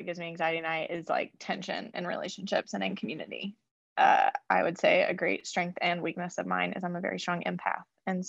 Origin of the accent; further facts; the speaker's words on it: Tennessee, United States; moved away as an adult; also born or lived in Chicago / New York; now in Lexington, United States; I'm originally from Tennessee. I went to school in Chicago. I lived in New York for a few years, and now I live in Kentucky. So I bounced around the country a little bit